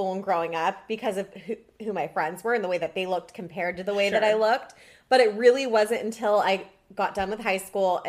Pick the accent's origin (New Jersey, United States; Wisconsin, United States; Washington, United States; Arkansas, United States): Washington, United States; Seattle; I grew up in Seattle. I would come down to California in the summer.